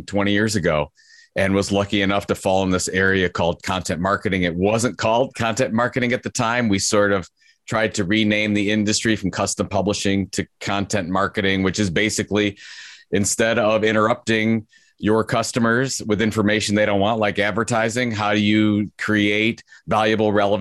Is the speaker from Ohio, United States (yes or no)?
yes; Cleveland, Ohio, United States; Cleveland's my hometown